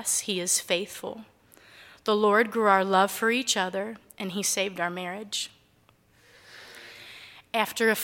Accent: Cincinnati, Ohio, United States; I grew up in Cincinnati, Ohio. My childhood was filled with wonderful memories of family

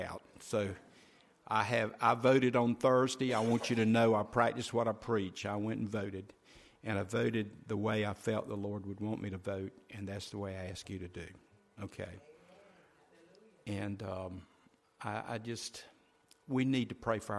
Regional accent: United States; being an American

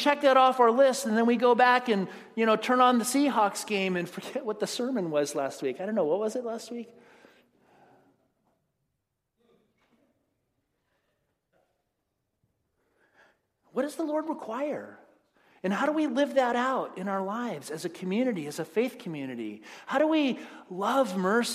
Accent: United States; we as American Christians

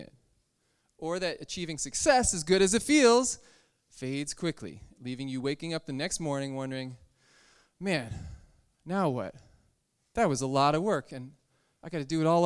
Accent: Connecticut, United States; the Episcopal Church in my hometown in Connecticut

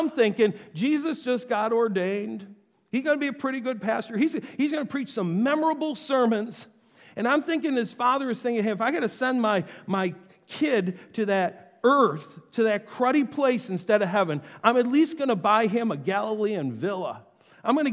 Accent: North Tonawanda, New York, United States; I grew up in North Tonawanda

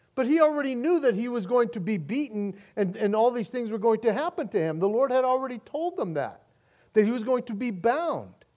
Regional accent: United States; our rights as American citizens

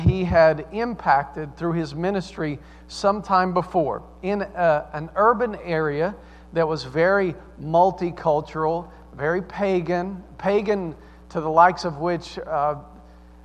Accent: the South, United States; accent: Southern; also born or lived in Staten Island, New York; now in Mechanicsburg, United States; I sound like I'm from the South

